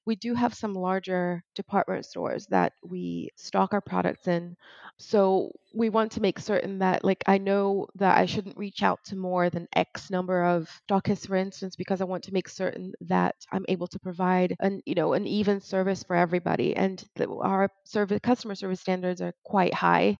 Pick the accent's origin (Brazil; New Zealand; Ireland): Brazil; moved away; my hometown back in brazil